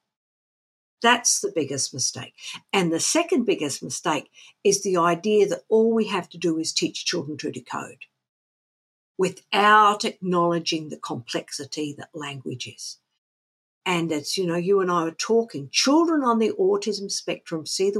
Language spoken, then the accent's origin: English; Australia; we grew up in Australia in the 1960s